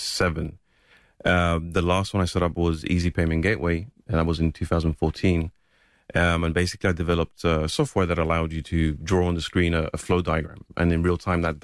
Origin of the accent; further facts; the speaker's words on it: Gibraltar; I grew up in Gibraltar